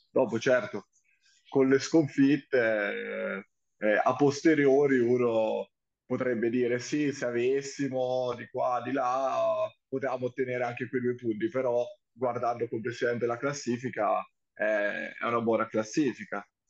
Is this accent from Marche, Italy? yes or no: yes; Senigallia, Marche, Italy; sono di Sirigallia